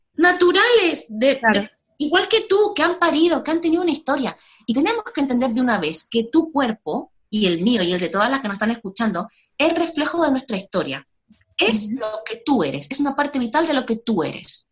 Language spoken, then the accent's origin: Spanish; Chile; moved away as an adult; now in Spain; Soy chilena, nací en Chile, pero hace ya casi 10 años que vivo en España